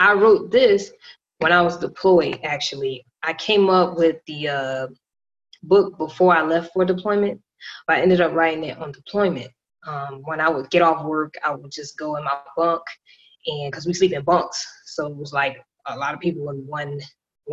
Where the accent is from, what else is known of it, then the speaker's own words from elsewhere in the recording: Miami, Florida, United States; I am from Miami, Florida, born and raised